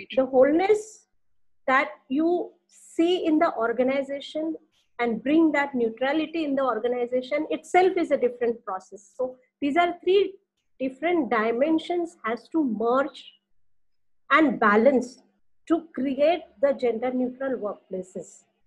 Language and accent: English; India; we are from India